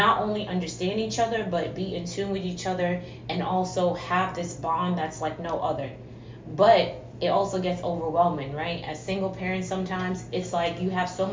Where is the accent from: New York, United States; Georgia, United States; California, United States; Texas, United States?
New York, United States; New York City; I am originally from New York City